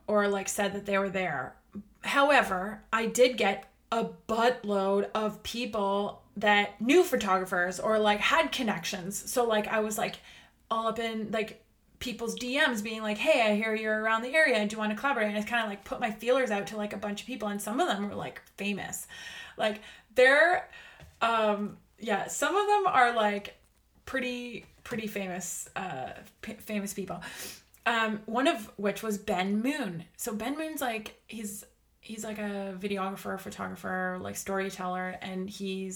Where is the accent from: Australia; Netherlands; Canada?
Canada; I'm Canadian